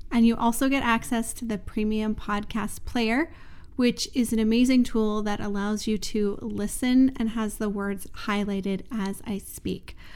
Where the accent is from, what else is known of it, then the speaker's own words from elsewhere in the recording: Ontario, Canada; moved away; I grew up in Ontario where it's very flat and living near the mountains now is such a treat.